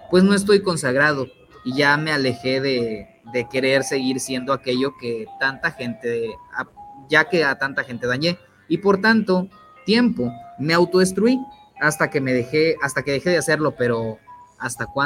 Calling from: State of Mexico, Mexico; Hola, buenas noches, muerto Brian y Coria. … del Estado de México. Les mando un audio con mi primer creepypasta.

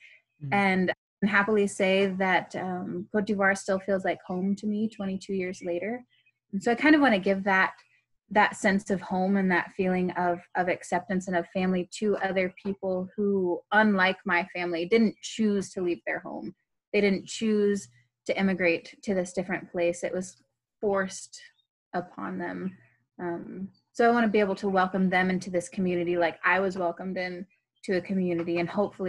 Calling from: rural Missouri, United States; I am calling from very rural Missouri.

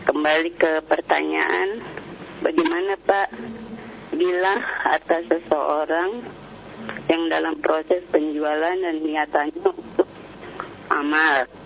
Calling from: Cibinong, West Java, Indonesia; Dari um, Almina Cibinong.

